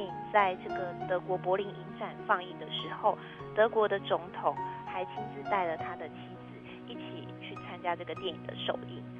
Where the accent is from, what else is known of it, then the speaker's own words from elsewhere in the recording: Hualien, Hualien County, Taiwan; 我来自花莲。